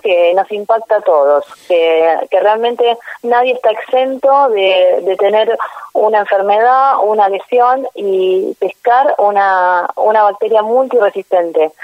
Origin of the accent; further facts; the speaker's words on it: Argentina; como Argentina, nosotros tenemos un país muy grande